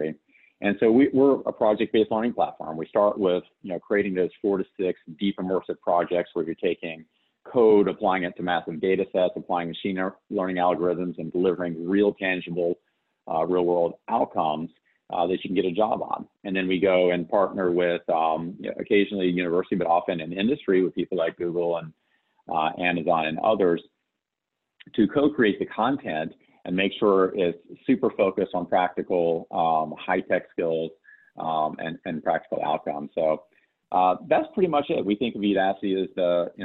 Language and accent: English; West Virginia, United States; moved away; I grew up in West Virginia